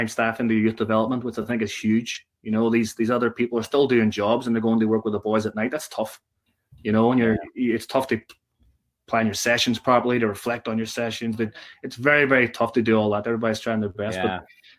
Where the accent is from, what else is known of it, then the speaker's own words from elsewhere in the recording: Derry, Northern Ireland, United Kingdom; now in United States; growing up in Derry, big Derry City fan